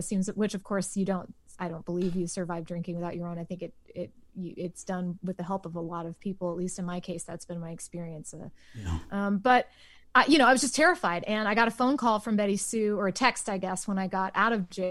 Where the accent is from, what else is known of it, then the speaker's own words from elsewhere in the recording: Waco, Texas, United States; I grew up in Waco